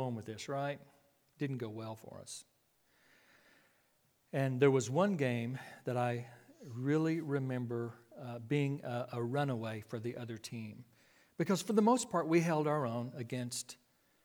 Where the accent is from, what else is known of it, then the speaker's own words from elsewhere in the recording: Clyde, Texas, United States; I was raised out in West Texas, 14 miles east of Abilene. There is a small community called Clyde, C-L-Y-D-E. That was my hometown.